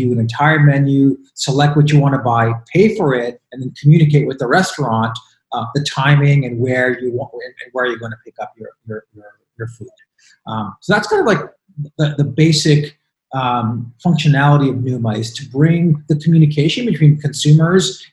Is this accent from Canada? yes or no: yes; Montreal, Quebec, Canada; also born or lived in New York; now in United States; where we're from, where Lex and I are from, which is Montreal.